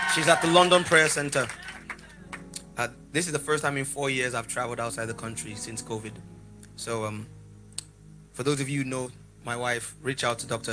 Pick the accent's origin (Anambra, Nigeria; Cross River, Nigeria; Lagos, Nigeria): Lagos, Nigeria; I grew up around the corner from a place in Lagos called Oshodi.